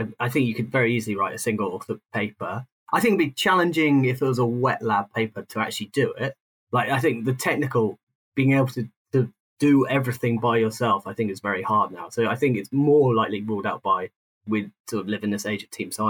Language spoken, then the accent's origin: English; South East England, United Kingdom; I grew up outside London, but then when I moved into London, I spent most of my life south of the Thames